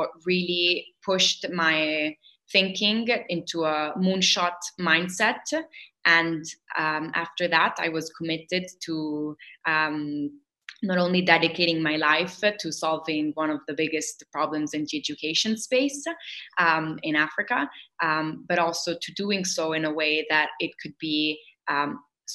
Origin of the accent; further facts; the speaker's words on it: Rome, Lazio, Italy; we were growing up in Rome